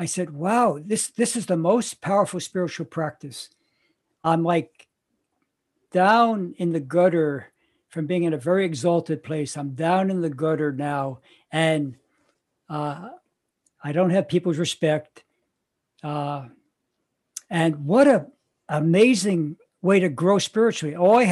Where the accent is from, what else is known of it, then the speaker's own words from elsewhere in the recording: New York, United States; New York. That's my hometown